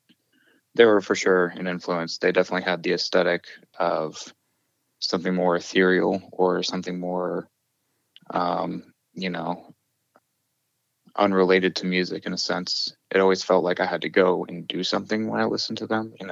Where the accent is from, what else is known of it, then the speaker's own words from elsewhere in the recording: King George County, Virginia, United States; now in Monterey, United States; I grew up in Virginia and specifically King George County